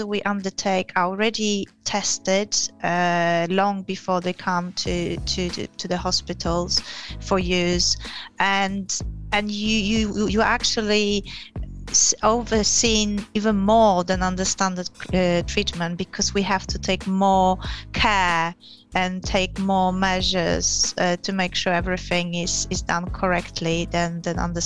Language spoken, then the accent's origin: English; Poland; moved away as an adult; also born or lived in Yorkshire, England / London, England / Gillingham, England; now in England; I come from Poland originally. I have been in England probably longer than in Poland, lived in England longer than in Poland now.